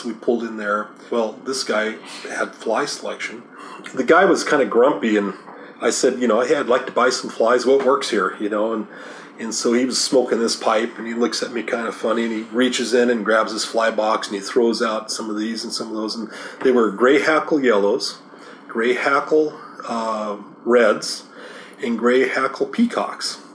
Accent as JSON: {"language": "English", "town": "Boise", "region": "Idaho", "country": "United States", "tie": "born or raised there", "moved": "yes", "lives_now": "Washougal, United States", "said": "I was brought up in Idaho"}